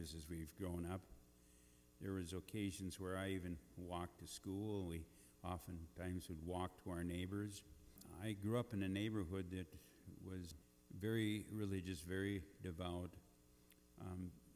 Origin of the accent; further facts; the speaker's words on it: Eagle Bend, Minnesota, United States; moved away; those meetings that met in Eagle Bend, my hometown